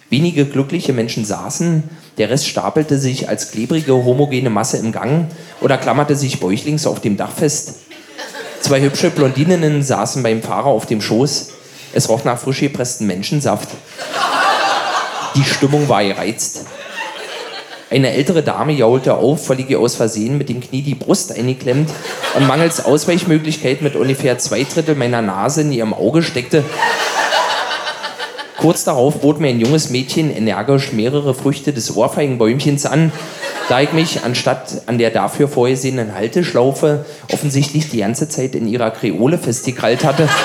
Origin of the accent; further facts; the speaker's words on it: Berlin, Germany; Als Berliner kennt man seine Stadt ja kaum.